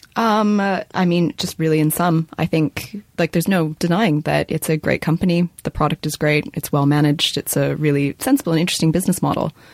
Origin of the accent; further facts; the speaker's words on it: Canada; moved away; I'm from Canada and I was home at Christmas